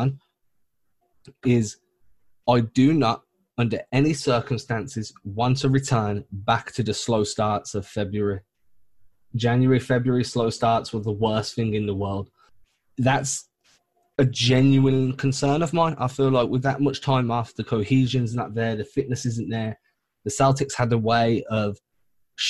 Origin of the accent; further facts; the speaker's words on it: England, United Kingdom; I'm English, not British